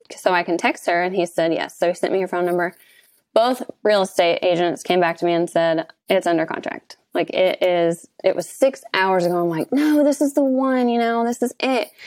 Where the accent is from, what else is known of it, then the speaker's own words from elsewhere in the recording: Kentucky, United States; We have a ten-unit resort on the lake that we do short-term rentals here in my hometown